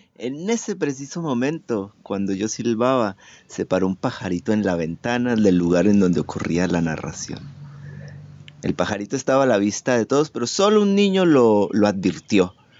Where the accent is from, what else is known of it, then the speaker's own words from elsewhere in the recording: Manizales, Caldas, Colombia; now in Argentina; soy de Colombia, de la ciudad de Manizales Caldas y vivo actualmente en Argentina